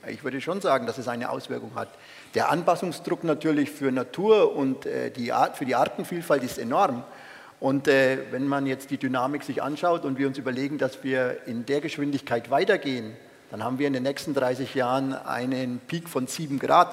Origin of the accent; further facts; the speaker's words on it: Upper Franconia, Bavaria, Germany; Ich bin ein Franke, ich bin ein Oberfranke.